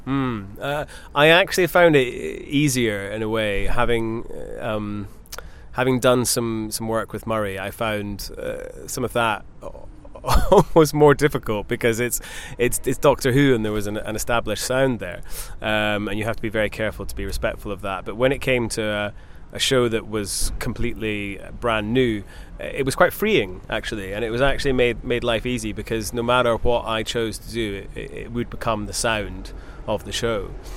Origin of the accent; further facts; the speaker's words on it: Scotland, United Kingdom; I grew up in Scotland